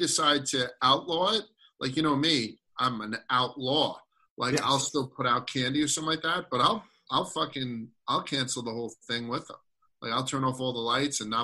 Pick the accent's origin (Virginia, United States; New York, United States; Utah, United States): New York, United States; New York City; growing up in Brooklyn